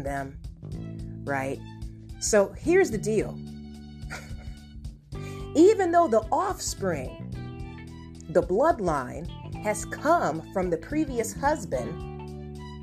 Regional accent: Ohio, United States; moved away as an adult; also born or lived in Chicago, Illinois / Los Angeles, California; now in California, United States; I am from the Midwest, from Ohio.

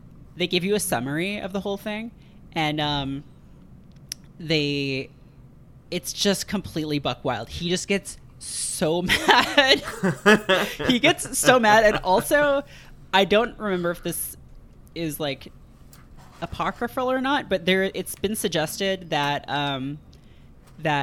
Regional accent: Canada; born or raised there

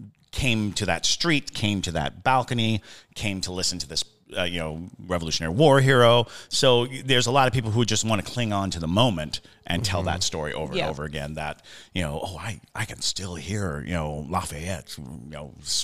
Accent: Germany; also born or lived in Italy / Hinesville, United States; I grew up in Germany and Italy, and then I graduated high school in Hinesville, Georgia.

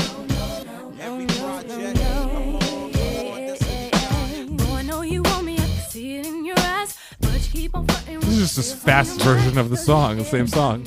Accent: Pennsylvania, United States; I'm from Pennsylvania

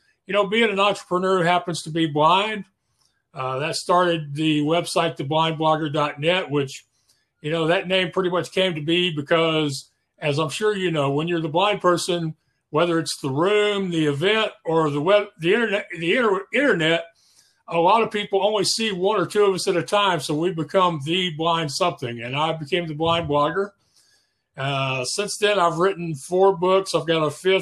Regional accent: Spring, Texas, United States; I'm from Spring, Texas, which is the same general area. I've lived here most of my life. Went through elementary, junior high, and high school here

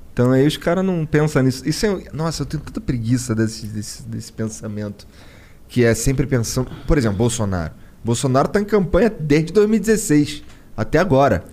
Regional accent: Rio de Janeiro, Brazil; eu sou do Rio, lá de uma área muito fodida

